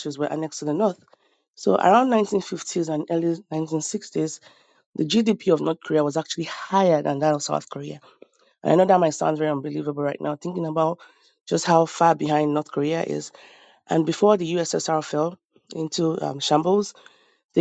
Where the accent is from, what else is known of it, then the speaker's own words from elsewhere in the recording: Nigeria; now in United States; I'm from Nigeria